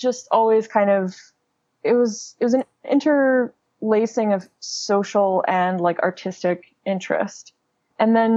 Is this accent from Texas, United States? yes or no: no; Kentucky, United States; also born or lived in New York; now in Los Angeles, United States; I'm from Kentucky originally